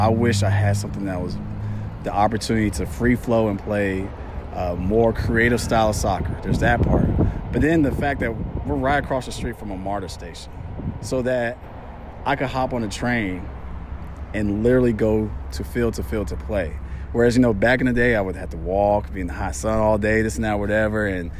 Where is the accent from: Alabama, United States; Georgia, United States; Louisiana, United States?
Georgia, United States; Atlanta; And I grew up here in Atlanta, Georgia.